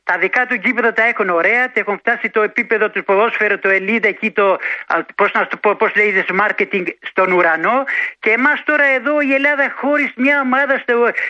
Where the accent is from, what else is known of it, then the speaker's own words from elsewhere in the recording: Gjirokastër, Gjirokastër County, Albania; now in Piraeus, Greece; από Πειραιά. Έχω πάρει πριν δύο μήνε ε, που είμαι από το από το Αργυρόκαστρο.